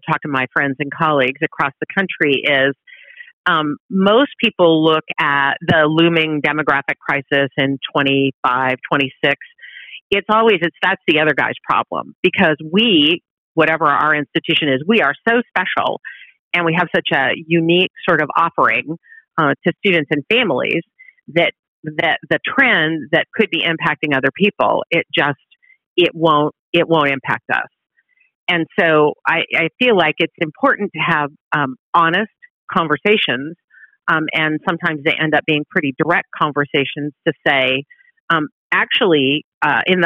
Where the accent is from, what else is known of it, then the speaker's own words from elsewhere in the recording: outside of Seattle, Washington, United States; moved away; also born or lived in Oregon; I'm originally from the West Coast. I grew up outside of Seattle.